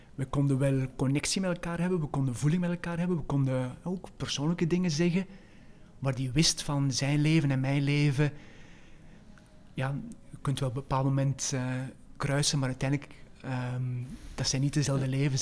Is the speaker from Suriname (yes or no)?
no; West Flanders, Belgium; moved away as an adult; also born or lived in Leuven / Netherlands; een West-Vlaming, opgegroeid in Aarselen, op paar kilometer van Dentrem